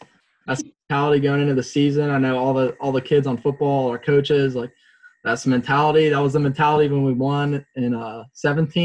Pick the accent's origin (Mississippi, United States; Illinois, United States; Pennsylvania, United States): Pennsylvania, United States; born or raised there; also born or lived in Germany / New York